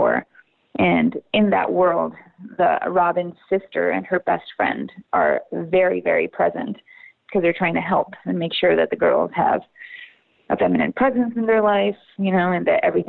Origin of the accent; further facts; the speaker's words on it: La Paz, Bolivia; moved away as an adult; also born or lived in Austin, Texas; now in United States; I'm originally from La Paz, Bolivia. So I moved to the United States to study theater in college